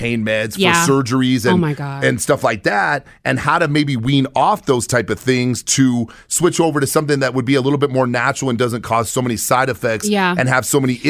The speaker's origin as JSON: {"language": "English", "region": "New York", "country": "United States", "said": "I'm a New Yorker"}